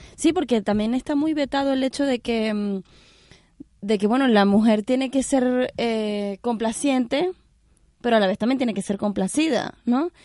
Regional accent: Venezuela; moved away; yo soy venezolana

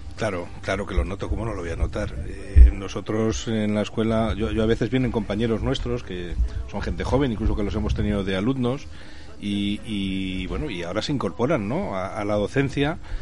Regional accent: Madrid, Community of Madrid, Spain; moved away as an adult; now in Zaragoza, Spain; nací en Madrid, me crié en Madrid, trabajé en Madrid hasta los 20 años, luego ya me vine aquí a Aragón, a Zaragoza

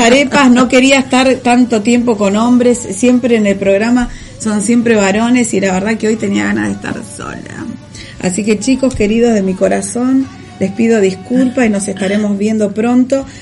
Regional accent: Buenos Aires, Argentina; Acá somos chetos los porteños.

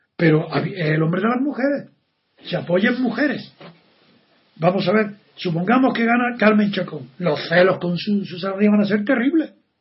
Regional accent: Andalusia, Spain; soy andaluz y figuraros cómo conozco a mis paisanos porque de pequeño he oído todas esas frases

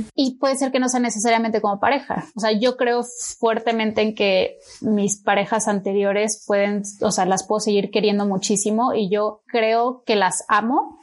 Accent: Mexico; moved away; also born or lived in Chile; soy mexicana

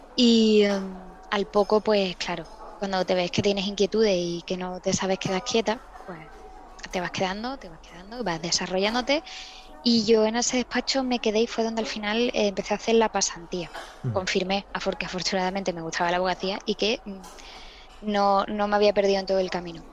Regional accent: Seville, Andalusia, Spain; en Sevilla

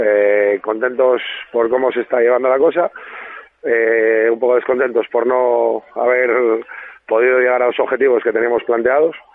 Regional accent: Asturias, Spain; soy asturiano.

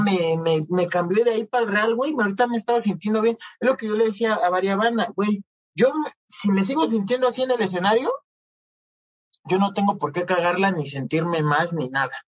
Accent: Coacalco, State of Mexico, Mexico; soy un pobre de Cuacalco

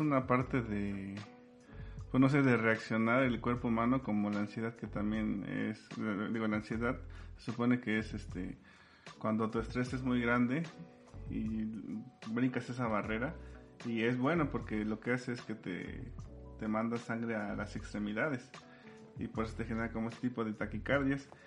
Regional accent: Sierra Norte de Puebla, Mexico; yo soy de la Sierra Norte de Puebla

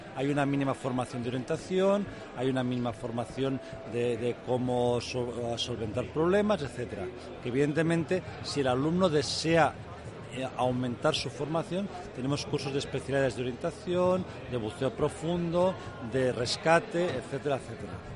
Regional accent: Spain; yo soy español

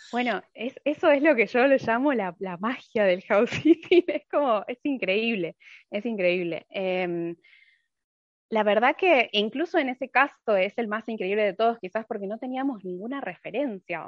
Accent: Argentina; moved away as an adult; also born or lived in Buenos Aires; now in Finland; hace tres años que, que me fui de Argentina

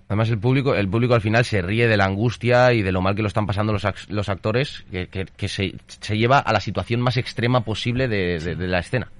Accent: Valencian Community, Spain; formo parte de una compañía residente en Valencia, yo soy valenciano

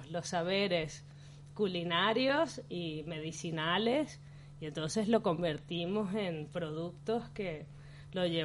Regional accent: Caracas, Capital District, Venezuela; moved away as an adult; now in Barcelona, Spain; Jo vaig venir directament des de Venezuela a Barcelona, a viure a Barcelona.

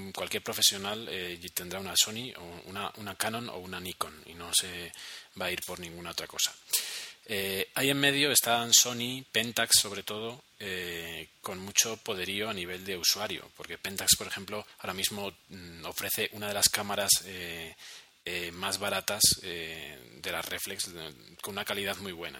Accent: Spain; now in Bogotá, Colombia; llegamos los españoles aquí a, América

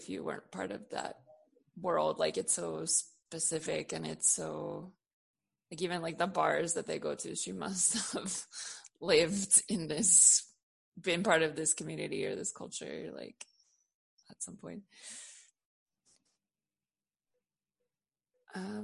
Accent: San Francisco, California, United States; I was born in San Francisco in the late 80s

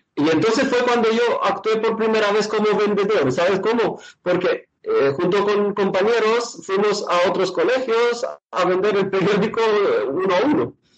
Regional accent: Romania; moved away as an adult; now in Spain; he pasado mi infancia en Rumanía

